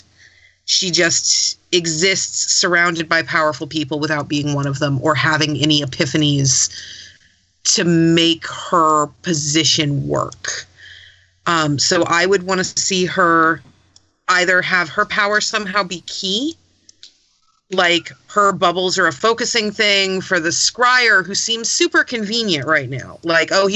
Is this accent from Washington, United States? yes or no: no; California, United States; as a Californian